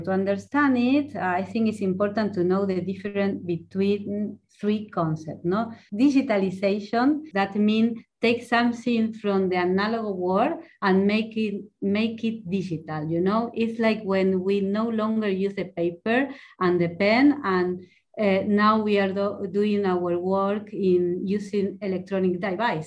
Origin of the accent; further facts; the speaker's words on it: Argentina; first language Spanish; English is a second language; moved away as an adult; now in Spain; I was born in Argentina